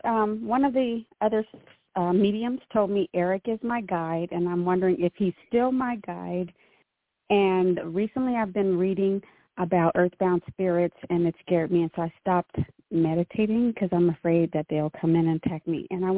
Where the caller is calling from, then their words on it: California, United States; from Southern California.